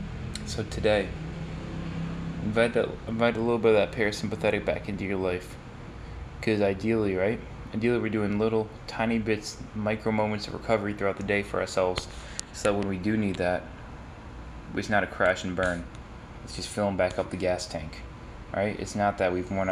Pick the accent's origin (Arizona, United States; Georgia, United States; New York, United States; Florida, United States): New York, United States; upstate; moved away as an adult; now in Los Angeles, United States; upstate New York where I'm from